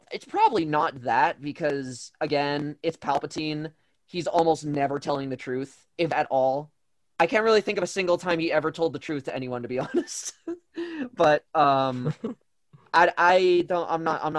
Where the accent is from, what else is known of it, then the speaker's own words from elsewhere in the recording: United States; I'm American.